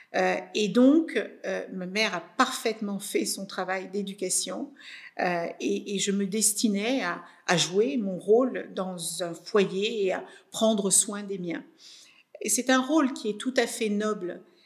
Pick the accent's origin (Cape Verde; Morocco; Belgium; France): Cape Verde; moved away; moi je suis née au Cap Vert dans les années 72